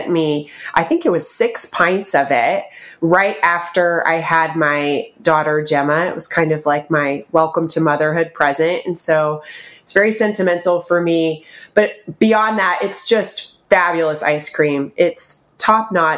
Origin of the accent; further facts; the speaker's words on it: Georgia, United States; now in California, United States; I am from Georgia and I feel like we have state pride there